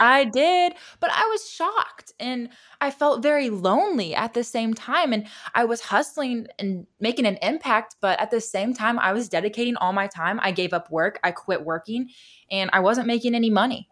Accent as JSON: {"language": "English", "region": "Indiana", "country": "United States", "tie": "born or raised there", "moved": "yes", "said": "when I grew up in Indiana"}